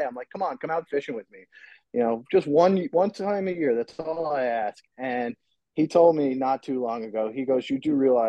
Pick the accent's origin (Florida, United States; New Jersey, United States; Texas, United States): New Jersey, United States; Manasquan; I grew up in Manasquan here, where I'm living at now